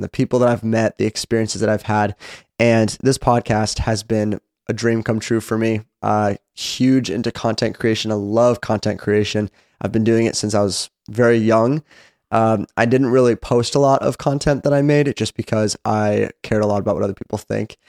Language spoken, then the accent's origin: English; Seattle, Washington, United States; moved away as an adult; now in Franklin, United States; I am originally from Seattle, Washington